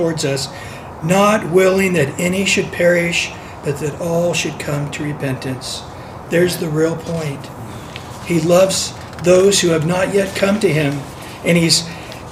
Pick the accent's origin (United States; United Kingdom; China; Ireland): United States; San Diego, California; I'm from San Diego, the land of the Chargers.